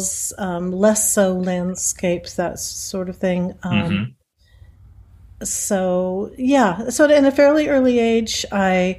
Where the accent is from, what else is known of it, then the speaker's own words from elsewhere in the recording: Sacramento, California, United States; I grew up in Sacramento, and the Crocker Art Museum was there